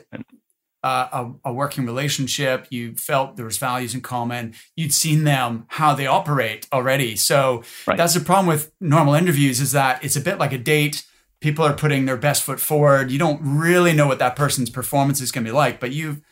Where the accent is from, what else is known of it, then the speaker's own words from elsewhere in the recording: Nova Scotia, Canada; I'm from Nova Scotia